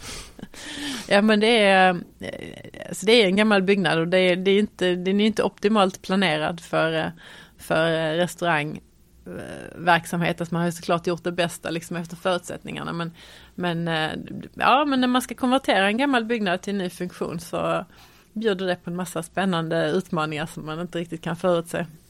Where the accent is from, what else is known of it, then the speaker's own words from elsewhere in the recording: Malmö, Skåne, Sweden; Jag är född och eh, uppvuxen i Malmö